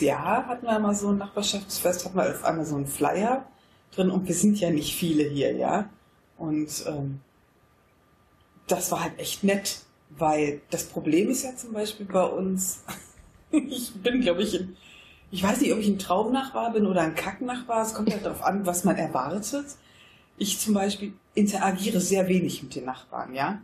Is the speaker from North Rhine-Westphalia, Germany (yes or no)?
yes; Wuppertal, North Rhine-Westphalia, Germany; moved away as an adult; now in Monheim, Germany; was meine Heimat ist, dann würde ich sagen, das ist Wuppertal. Ja. Einfach weil ich, glaube ich, da auch meine Pubertät verbracht habe.